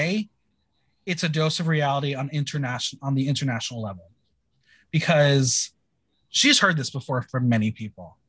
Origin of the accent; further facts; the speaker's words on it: New Jersey, United States; I'm from New Jersey